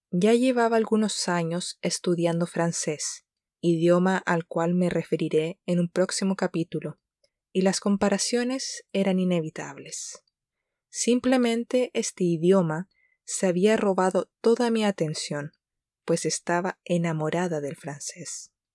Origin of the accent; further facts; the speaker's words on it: Chile; la primera lengua extranjera que comenzamos a aprender en Chile durante la etapa escolar